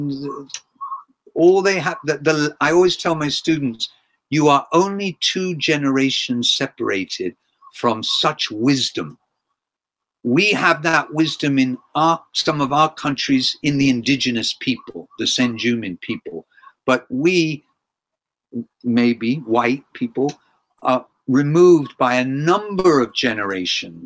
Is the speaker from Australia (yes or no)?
no; England, United Kingdom; now in Japan; I grew up in England